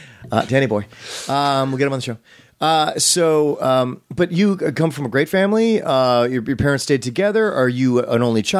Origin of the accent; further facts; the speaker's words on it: United States; growing up in the United States.